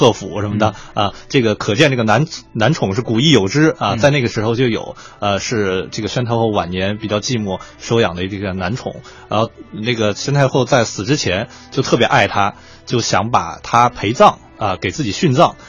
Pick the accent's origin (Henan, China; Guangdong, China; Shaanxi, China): Shaanxi, China; Xi'an; 确实，因为兵马俑离我家很很近，我家是西安的，所以我去兵马俑说，当时也也注意看了